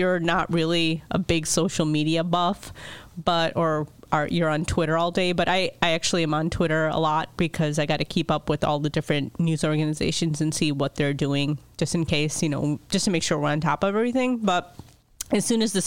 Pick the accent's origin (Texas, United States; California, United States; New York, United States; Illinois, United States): Illinois, United States; Chicago; We call it gym shoes.